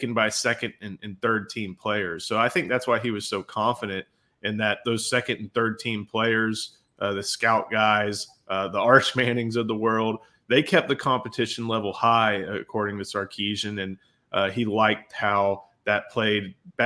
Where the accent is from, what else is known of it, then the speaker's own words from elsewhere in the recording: Houston, Texas, United States; growing up in Houston